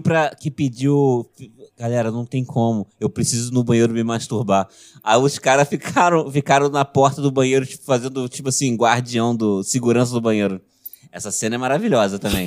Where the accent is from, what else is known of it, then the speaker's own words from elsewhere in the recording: Região dos Lagos, Rio de Janeiro, Brazil; a cidade do lado da minha cidade natal